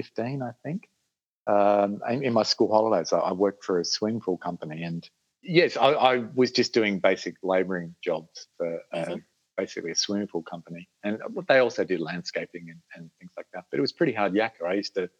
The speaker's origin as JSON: {"language": "English", "town": "Adelaide", "region": "South Australia", "country": "Australia", "tie": "born or raised there", "said": "In Adelaide. I've spent most of my life here"}